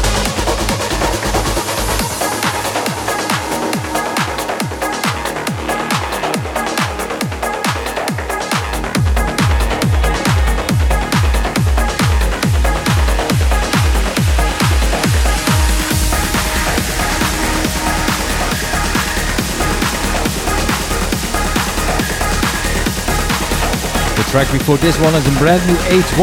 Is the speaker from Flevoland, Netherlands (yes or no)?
yes; Lelystad, Flevoland, Netherlands; here in Lelystad, my hometown